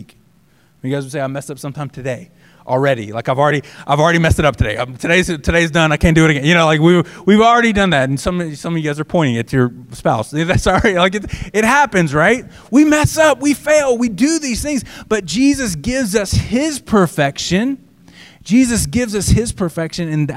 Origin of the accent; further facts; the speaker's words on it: the South, United States; when I grew up in the South